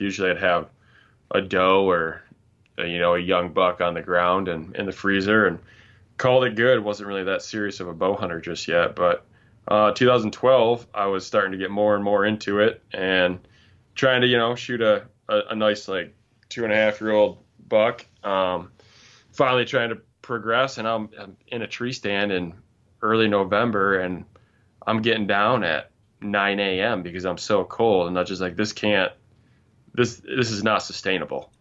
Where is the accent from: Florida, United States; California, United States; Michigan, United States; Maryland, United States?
Michigan, United States; Grand Rapids; I'm from Michigan, um, born and raised in Grand Rapids, but moved up to northern Michigan, uh, a few years ago